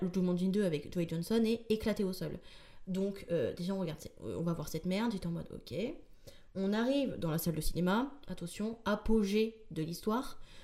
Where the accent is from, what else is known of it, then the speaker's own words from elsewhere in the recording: rural northern France, between Paris and Lille, Hauts-de-France, France; moved away as an adult; also born or lived in Tourcoing; now in Paris, France; je viens pas du tout de Paris la base, je viens de la campagne profonde du nord de la France.